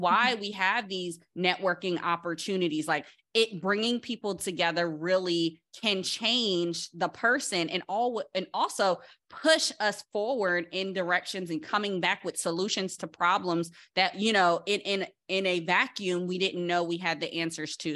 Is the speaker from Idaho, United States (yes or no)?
no; Paterson, New Jersey, United States; growing up in Patterson, New Jersey, that's really close to New York